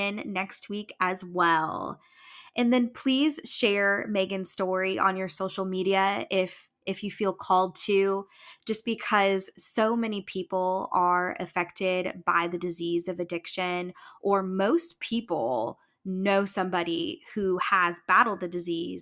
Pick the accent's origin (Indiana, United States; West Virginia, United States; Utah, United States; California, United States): Indiana, United States; now in Ohio, United States; I'm from Indiana